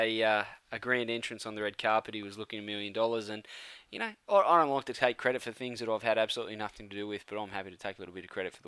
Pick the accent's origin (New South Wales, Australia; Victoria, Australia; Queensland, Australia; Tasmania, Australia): New South Wales, Australia; Campbelltown; I'm from Campbelltown.